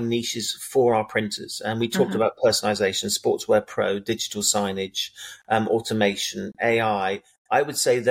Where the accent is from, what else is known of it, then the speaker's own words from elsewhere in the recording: England, United Kingdom; just because I'm English doesn't mean that I have a typical English mentality